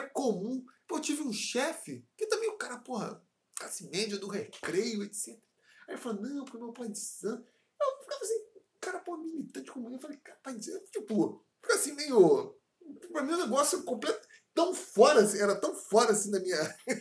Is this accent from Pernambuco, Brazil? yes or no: no; Paracambi, Rio de Janeiro, Brazil; first language Portuguese; also born or lived in Seropédica / Bangu; Eu nasci em Paracambi